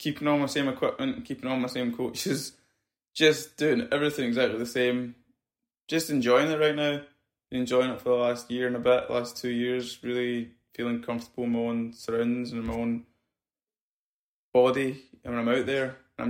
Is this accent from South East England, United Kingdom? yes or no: no; Scotland, United Kingdom; You know, I'm Scottish.